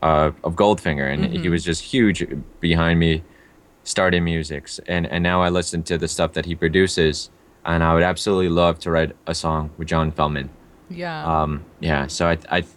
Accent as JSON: {"language": "English", "town": "New York City", "region": "New York", "country": "United States", "tie": "born or raised there", "also_born_or_lived": "Russia / India", "said": "growing up in the Bronx"}